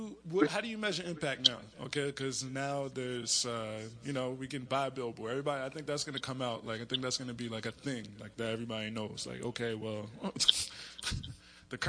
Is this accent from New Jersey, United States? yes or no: yes; Trenton, New Jersey, United States; I'm from Trenton